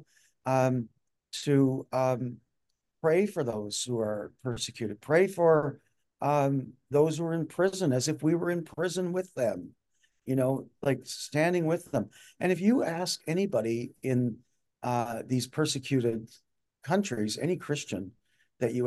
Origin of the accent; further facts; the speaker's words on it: Newfoundland and Labrador, Canada; moved away; I came from Newfoundland